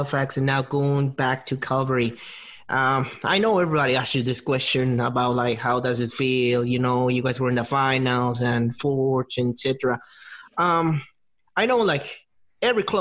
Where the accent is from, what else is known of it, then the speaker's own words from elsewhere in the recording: Peru; I'm from Peru